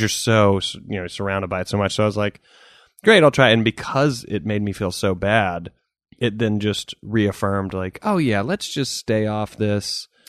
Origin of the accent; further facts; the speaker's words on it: the South, United States; growing up in the South